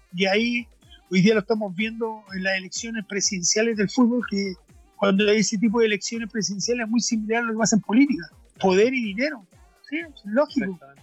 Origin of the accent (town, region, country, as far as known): Chile